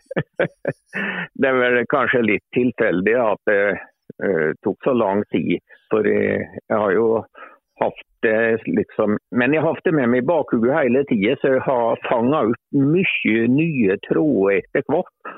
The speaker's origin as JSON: {"language": "Norwegian", "town": "Lesja", "region": "Innlandet", "country": "Norway", "tie": "born or raised there", "said": "jeg er jo fra Lesja, og det er jo fjellbygd. Ja. jeg er jo egentlig født på fjellet"}